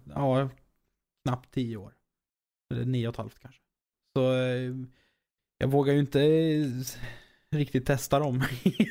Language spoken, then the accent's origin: Swedish; Norrköping, Östergötland, Sweden; jag kommer från Norrköping